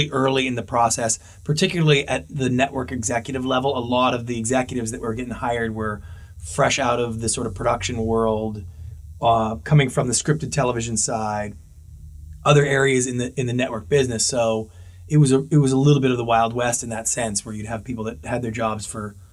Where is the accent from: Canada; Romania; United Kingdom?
Canada; moved away as an adult; now in Los Angeles, United States; I'm Canadian